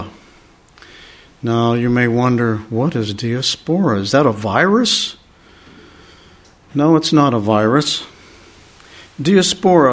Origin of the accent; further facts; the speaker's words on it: Pennsylvania, United States; where I grew up in Pennsylvania